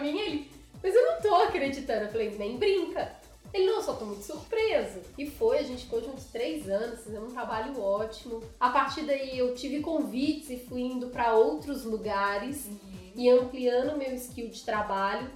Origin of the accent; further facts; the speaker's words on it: Belo Horizonte, Minas Gerais, Brazil; moved away as an adult; now in São Paulo, Brazil; na minha casinha, na minha terrinha lá em BH